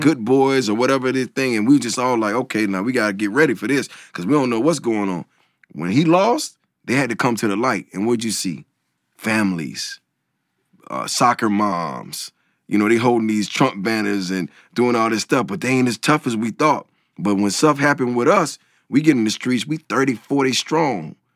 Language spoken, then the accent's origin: English; the South, United States; I'm coming from the South